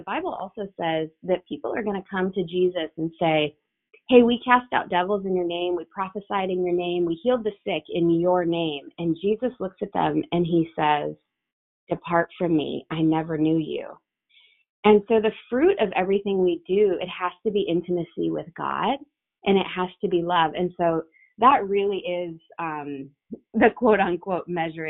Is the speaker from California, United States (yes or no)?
no; Rockford, Illinois, United States; my hometown in Rockford, Illinois.